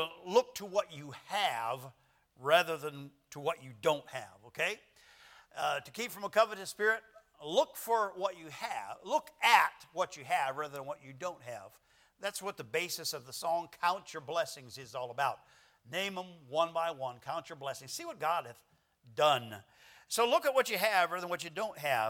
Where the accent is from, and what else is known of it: United States